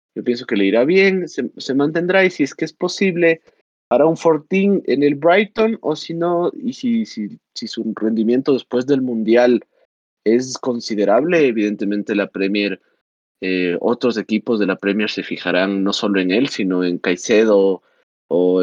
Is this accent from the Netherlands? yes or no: no; Ecuador; yo como ecuatoriano